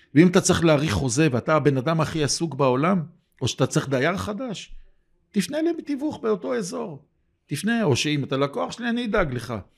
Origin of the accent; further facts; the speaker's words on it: Jerusalem, Jerusalem District, Israel; אני ירושלמי, בניתי בירושלים